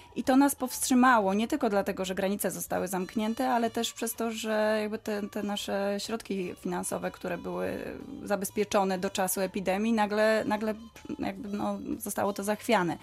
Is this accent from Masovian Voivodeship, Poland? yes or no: no; Wrocław, Lower Silesian Voivodeship, Poland; wracaliśmy co chwila do rodzinnego Wrocławia